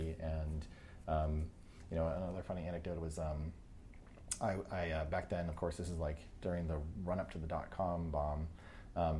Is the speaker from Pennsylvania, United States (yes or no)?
no; New Hampshire, United States; I grew up in New Hampshire